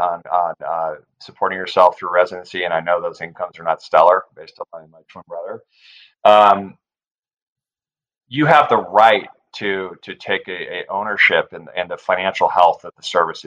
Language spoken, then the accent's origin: English; Northern California, United States; now in San Diego, United States; I grew up on the West Coast here in California. I grew up in Northern California. I live in San Diego now with my family